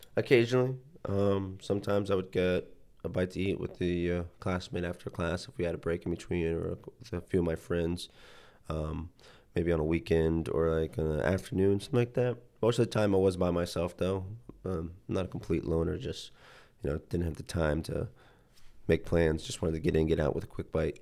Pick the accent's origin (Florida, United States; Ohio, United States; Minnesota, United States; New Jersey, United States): Ohio, United States; Youngstown; also born or lived in Akron, Ohio; I grew up in Youngstown, Ohio, about an hour away from